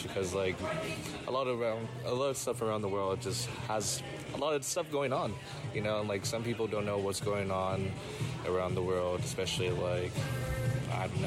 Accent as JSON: {"language": "English", "town": "San Jose", "region": "California", "country": "United States", "said": "I'm from San Jose, California"}